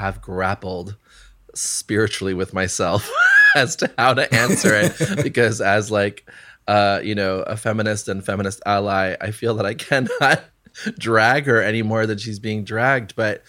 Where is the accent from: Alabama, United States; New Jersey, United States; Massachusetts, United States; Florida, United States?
New Jersey, United States; now in New York, United States; queer Latinx kid growing up in New Jersey